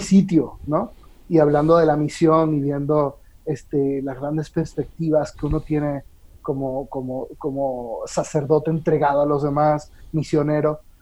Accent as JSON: {"language": "Spanish", "town": "Caracas", "region": "Capital District", "country": "Venezuela", "tie": "born or raised there", "also_born_or_lived": "Rome, Italy", "moved": "as an adult", "lives_now": "Mexico City, Mexico", "said": "Yo soy, yo nací en Caracas, mm. Venezuela"}